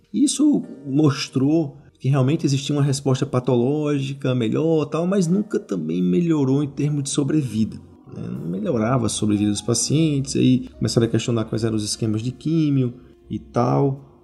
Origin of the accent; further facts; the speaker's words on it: Natal, Rio Grande do Norte, Brazil; eu sou de Natal